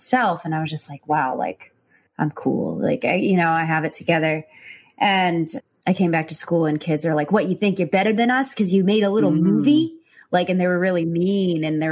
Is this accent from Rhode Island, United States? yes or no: no; Chicago, Illinois, United States; So I was from Chicago